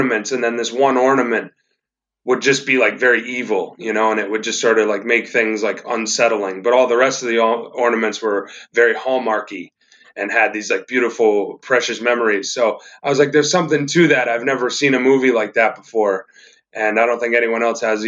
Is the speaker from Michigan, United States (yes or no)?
no; New York, United States; we're podunk filmmakers from New York.